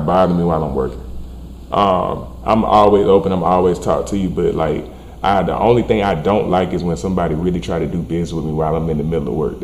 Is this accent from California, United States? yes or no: no; Columbus, Georgia, United States; I'm from the 706 Columbus, Georgia, man. South Georgia, country nigga